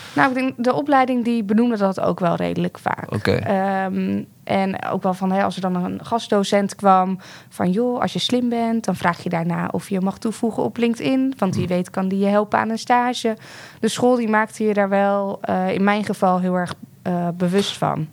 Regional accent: The Hague, South Holland, Netherlands; ik ben opgegroeid in de Schilderswijk in Den Haag

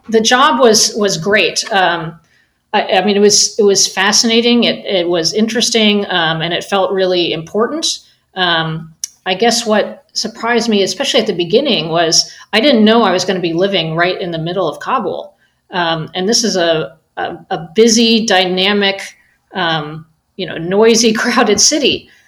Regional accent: United States; as an American

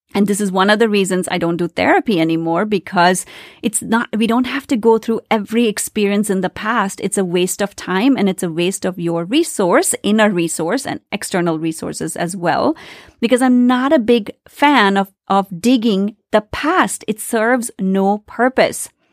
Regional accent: India; I grew up in India, very traditional family

